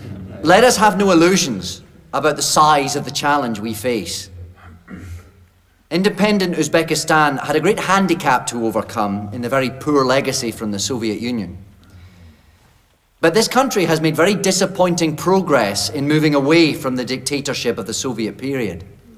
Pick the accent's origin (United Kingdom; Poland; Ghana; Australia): United Kingdom; Scotland; Ladies and gentlemen, I'm a Scot and proud of my race.